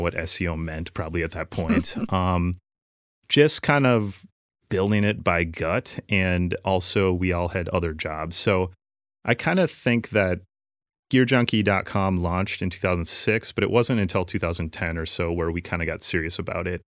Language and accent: English; Minnesota, United States; lifelong Minnesota boy, and um, still living here in South Minneapolis.